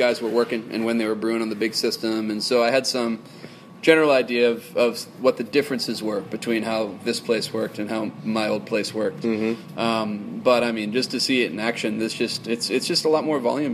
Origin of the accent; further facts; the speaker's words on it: Boston, Massachusetts, United States; moved away; I'm from Boston